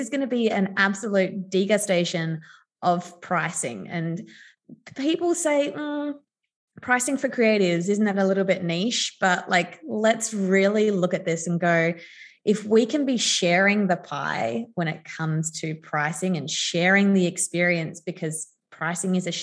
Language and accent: English; Adelaide, South Australia, Australia; I grew up in Adelaide